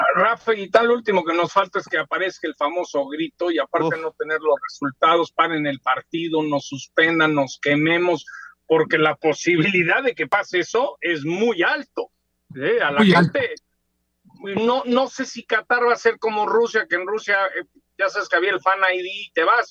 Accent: Mexico; como mexicano

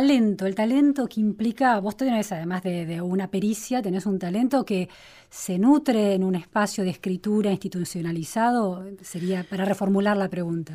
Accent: Trenque Lauquen, Buenos Aires Province, Argentina; Yo viví de chica en Trenquelauca, ¿no? una ciudad de, la provincia de Buenos Aires

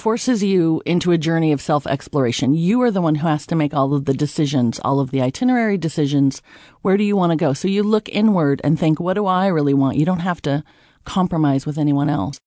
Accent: United States; we as American women are raised to use direct eye contact

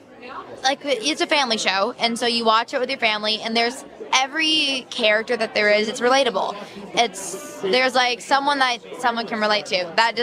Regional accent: Los Angeles, California, United States; I'm from Los Angeles

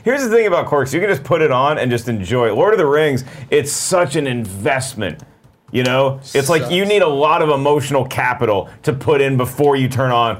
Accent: East Coast, United States; also born or lived in Virginia / North Carolina; Okay, because I grew up on the East Coast.

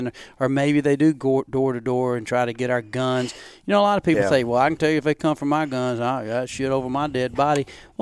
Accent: the South, United States; I'm from the South

